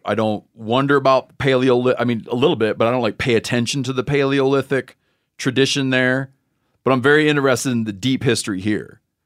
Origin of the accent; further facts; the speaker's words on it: Muskegon County, Michigan, United States; I grew up in Muskegon County